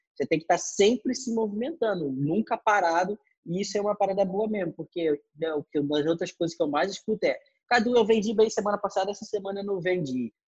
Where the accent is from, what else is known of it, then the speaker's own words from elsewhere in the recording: São Gonçalo, Rio de Janeiro, Brazil; Eu também, pô, saí de São Gonçalo